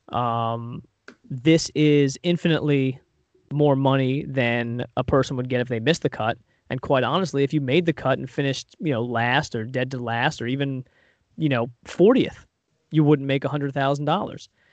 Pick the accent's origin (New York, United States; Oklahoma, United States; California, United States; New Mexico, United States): New York, United States; Long Island; growing up on Long Island